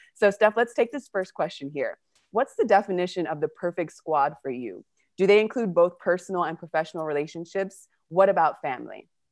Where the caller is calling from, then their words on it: Patagonia, Argentina; I'm calling from Argentina and Patagonia